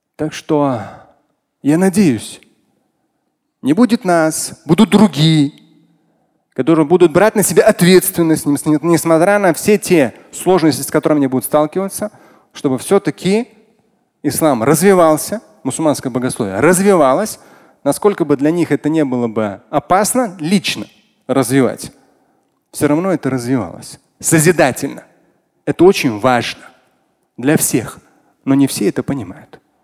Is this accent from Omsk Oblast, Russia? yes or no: no; Moscow, Russia; как москвич, я родился в Москве